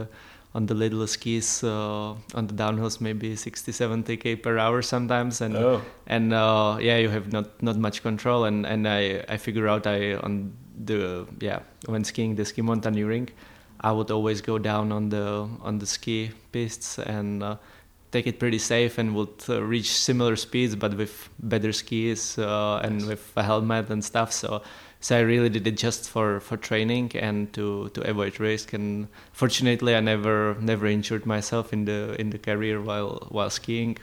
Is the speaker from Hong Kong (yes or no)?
no; Prague, Czechia; moved away as an adult; also born or lived in Andorra; growing up in Prague in a big city, it was not really for winter sports